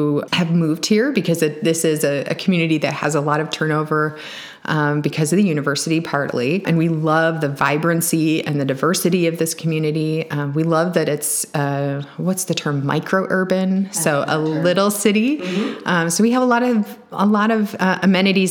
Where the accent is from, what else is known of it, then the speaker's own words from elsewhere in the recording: Champaign, Illinois, United States; I'm from Champaign